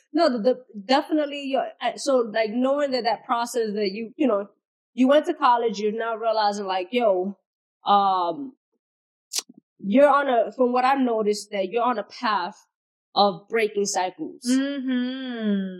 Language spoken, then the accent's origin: English; New York City, New York, United States; being Bronx native